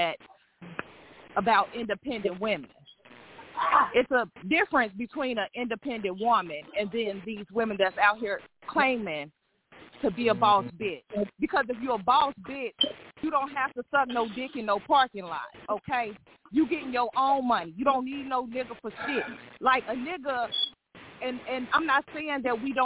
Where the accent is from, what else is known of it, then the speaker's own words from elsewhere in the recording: Gary, Indiana, United States; I am from Gary